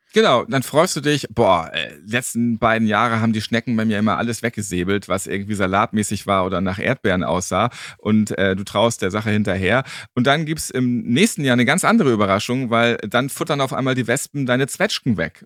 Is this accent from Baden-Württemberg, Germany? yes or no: no; Hamburg, Germany; Ich bin ja auch Hamburger